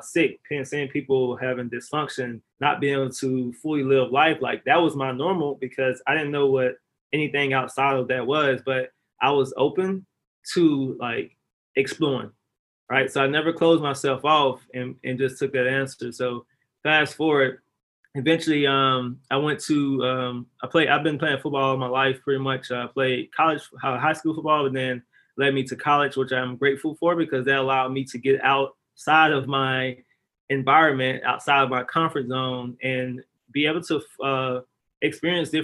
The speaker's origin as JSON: {"language": "English", "region": "Mississippi", "country": "United States", "said": "I'm originally from Lahr, Mississippi"}